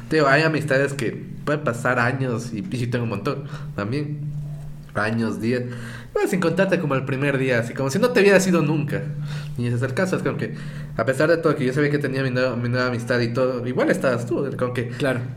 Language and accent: Spanish; Santo Domingo, Santo Domingo de los Tsáchilas, Ecuador; also born or lived in Quito, Ecuador; Santo Domingo es la, mezcla, de todo. Pero es que yo soy de Quito, pero vivía ah, toda, la vida en, Santo Domingo. Chico quiteño.